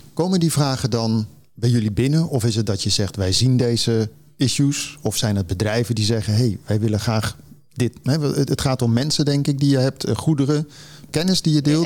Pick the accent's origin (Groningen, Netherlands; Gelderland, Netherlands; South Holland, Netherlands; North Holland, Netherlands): Gelderland, Netherlands; Zevenaar; moved away; ik kom ook uit die buurt oorspronkelijk, Zevenaar